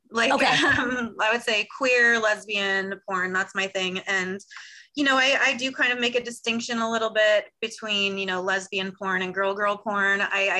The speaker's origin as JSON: {"language": "English", "region": "California", "country": "United States", "tie": "born or raised there"}